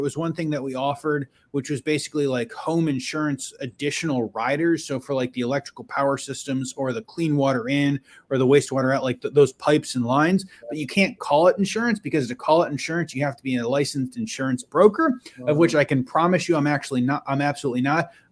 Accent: Western New York outside of Buffalo, United States; I grew up in Western New York outside of Buffalo.

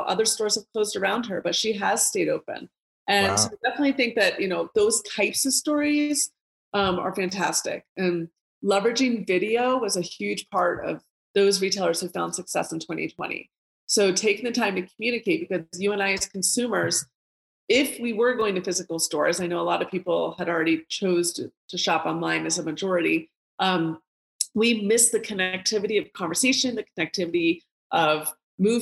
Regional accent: Colorado, United States; my hometown of Colorado

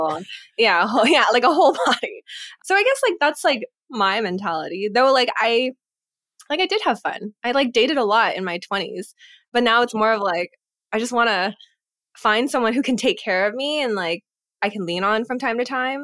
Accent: United States; moved away; also born or lived in Singapore / California; being Asian American, having friends or community in California that we could always go back

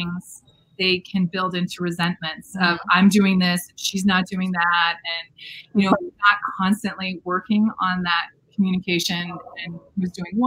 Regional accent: Michigan, United States; we're both from Michigan.

